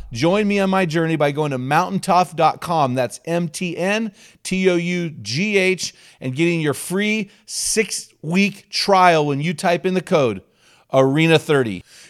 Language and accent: English; San Luis Obispo, California, United States; I grew up in Cal Poly SLO.